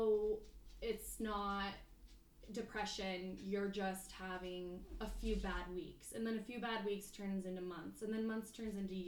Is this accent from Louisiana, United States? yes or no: no; Pocatello, Idaho, United States; I have been born and raised in Pocatello, Idaho, so from here